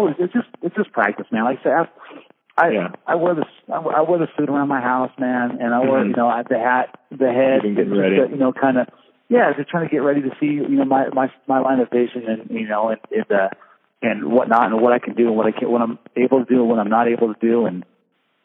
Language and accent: English; Washington, United States; I was born and raised here in Washington